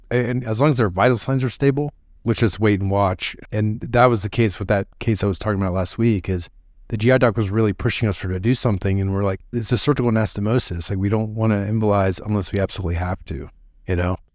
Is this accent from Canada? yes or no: no; Ohio, United States; As a fellow Midwesterner, I'm from Ohio